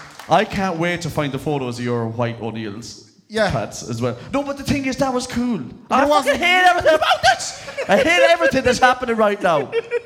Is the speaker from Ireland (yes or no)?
yes; Castlerea, Connacht, Ireland; moved away as an adult; also born or lived in Sligo; I came from Castlereagh, County Roscommon.